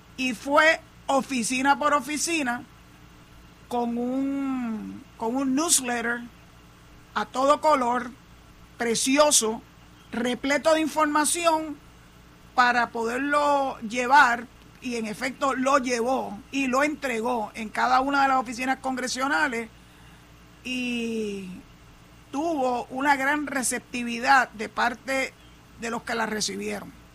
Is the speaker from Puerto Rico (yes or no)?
yes; Puerto Rico